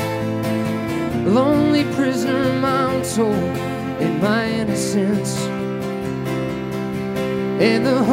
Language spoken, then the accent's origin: English; outside New York City, United States; I come from the land of New York City, and I grew up outside New York City